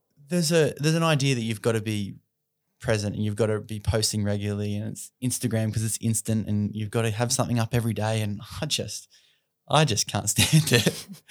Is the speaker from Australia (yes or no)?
yes; Australia; Especially as Australian men, we're taught to be rough, tough, and, you know, we're good, we've got this.